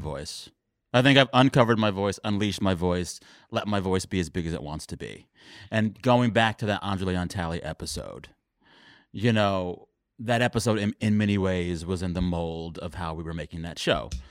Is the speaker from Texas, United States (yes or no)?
yes; Texas, United States; I am Texan